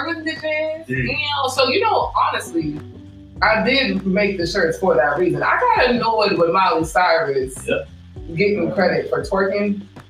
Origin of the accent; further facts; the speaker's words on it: Atlanta, Georgia, United States; moved away; also born or lived in Connecticut; And I'm from the South. So I grew up in Atlanta. I grew up downtown